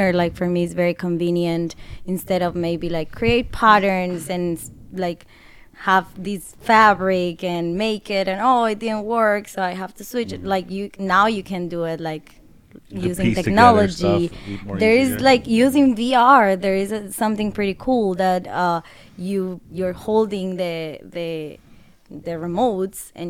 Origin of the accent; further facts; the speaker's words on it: Colombia; moved away as an adult; now in Chicago, United States; I'm from Colombia